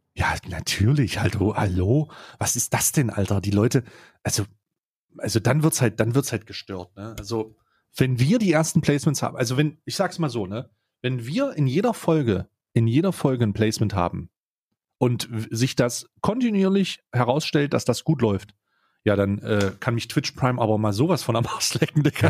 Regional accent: Switzerland; bei uns in der Schweiz

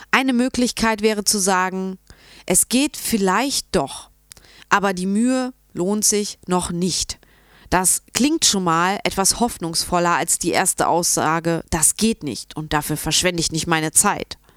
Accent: Munich, Bavaria, Germany; ich komme aus München.

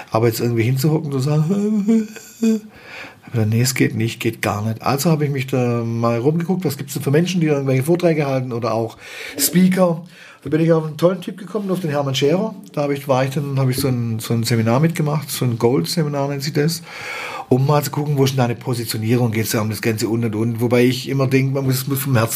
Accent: Baden-Württemberg, Germany; ist schon eine Schwierigkeit, als Schwabe sich das zu fragen, weil ich finde es die geilste Sprache, die mhm. es gibt.

